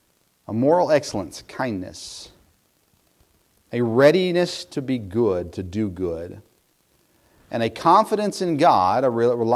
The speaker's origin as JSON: {"language": "English", "region": "Southern United States", "country": "United States", "tie": "born or raised there", "said": "So I grew up in a home with Yankee parents, but we grew up in the South. And all of my extended family are Northerners."}